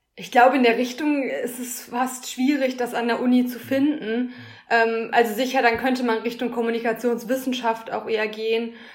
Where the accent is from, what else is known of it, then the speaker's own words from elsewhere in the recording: Schwerte, North Rhine-Westphalia, Germany; also born or lived in Münster; now in Dortmund, Germany; komme gebürtig aus Schwerte